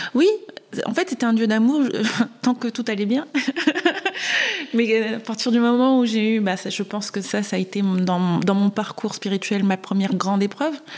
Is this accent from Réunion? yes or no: yes; Réunion; moved away; also born or lived in Marseille / Valenciennes / French Guiana; je suis née à Marseille. Euh, j'ai grandi un peu à Valenciennes, un peu en Guyane et essentiellement à La Réunion